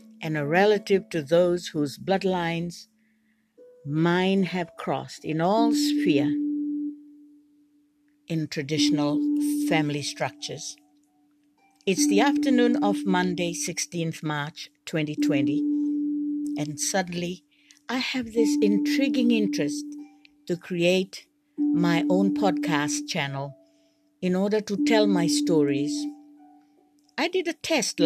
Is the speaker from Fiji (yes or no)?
yes; Fiji; I'm from the Fiji Islands